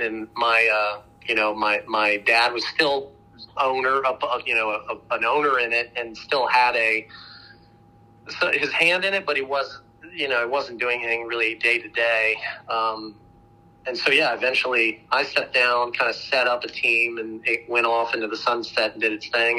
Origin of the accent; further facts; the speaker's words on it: Dayton, Ohio, United States; also born or lived in Maryland; now in Austin, United States; I was actually born in Maryland, but then um, most of my childhood, I, I uh, was raised in, in Dayton, Ohio